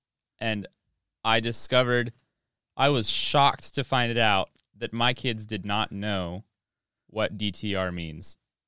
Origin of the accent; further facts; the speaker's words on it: Oklahoma, United States; Sorry, I'm from Oklahoma. I can't. It's in my blood.